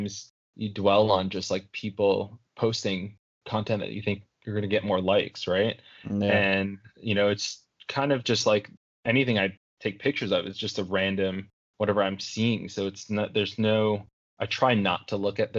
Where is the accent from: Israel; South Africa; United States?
United States; New York City, New York; growing up in New York